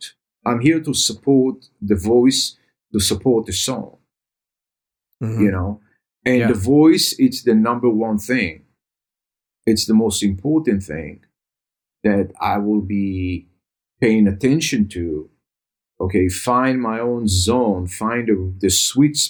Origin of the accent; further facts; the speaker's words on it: Israel; I grew up in Israel